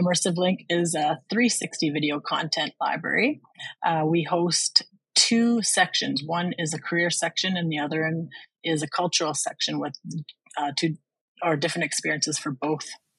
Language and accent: English; Red Rock Indian Band, Lake Helen Reserve, Ontario, Canada; I'm from Red Rock Indian Band from Lake Helen Reserve.